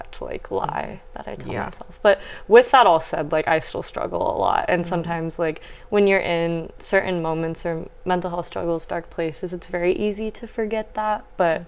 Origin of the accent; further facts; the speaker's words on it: Northwest Iowa, United States; moved away as an adult; now in Los Angeles, United States; I'm originally from Northwest Iowa, so very different from